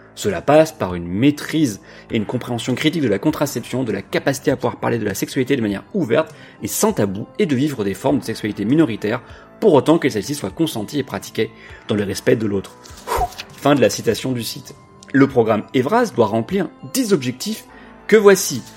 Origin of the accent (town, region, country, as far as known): France